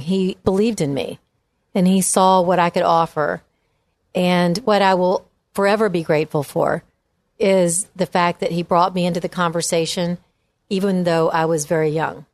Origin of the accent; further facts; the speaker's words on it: Memphis, Tennessee, United States; moved away as an adult; also born or lived in Virginia / England / Washington, D.C.; I grew up in Memphis, went to high school at Lausanne